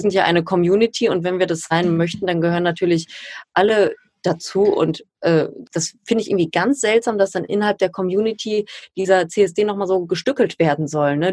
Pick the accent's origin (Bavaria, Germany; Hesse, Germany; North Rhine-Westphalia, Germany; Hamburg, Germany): North Rhine-Westphalia, Germany; Ruhr area; ich komme ja aus dem Ruhrgebiet